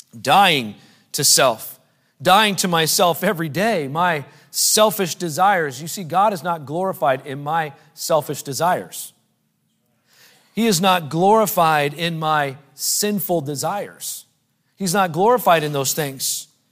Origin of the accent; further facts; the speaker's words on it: United States; in our culture as American Christians